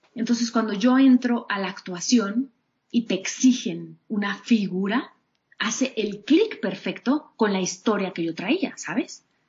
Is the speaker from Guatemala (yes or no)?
no; Mexico City, Mexico; todo el tiempo he vivido aquí en la Ciudad de México